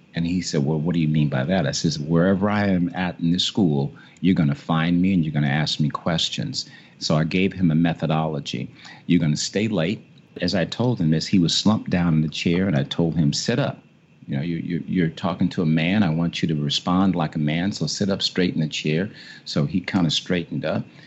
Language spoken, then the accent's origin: English; Chicago, Illinois, United States; now in Washington, United States; I grew up in Chicago